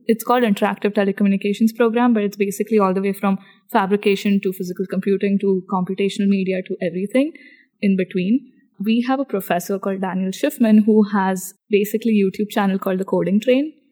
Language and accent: English; India; I am Indian